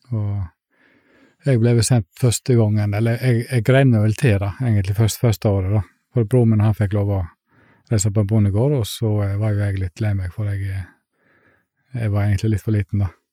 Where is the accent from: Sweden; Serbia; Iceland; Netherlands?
Iceland; now in Fitjar, Norway; Jeg er egentlig en som vokste opp på en liten plass på Island